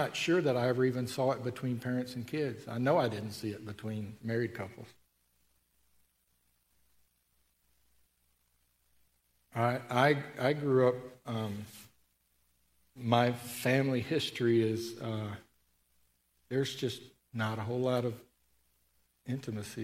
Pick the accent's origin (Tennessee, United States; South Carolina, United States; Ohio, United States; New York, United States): Tennessee, United States; I grew up in Tennessee